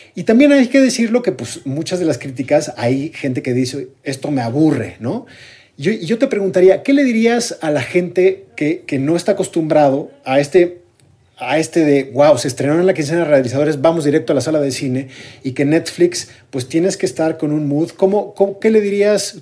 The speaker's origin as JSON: {"language": "Spanish", "country": "Mexico", "said": "somos mexicanos"}